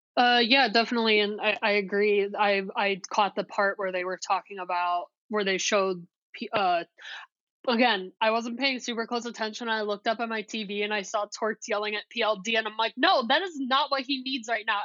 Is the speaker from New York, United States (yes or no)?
no; Toledo, Ohio, United States; growing up in Toledo